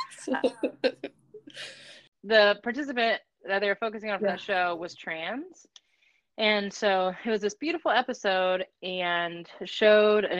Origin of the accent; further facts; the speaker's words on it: Aurora, Colorado, United States; growing up in Aurora, Colorado